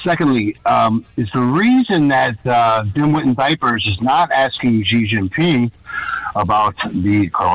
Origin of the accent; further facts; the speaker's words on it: Melrose Park, Illinois, United States; I'm a fellow Melrose Park guy, too.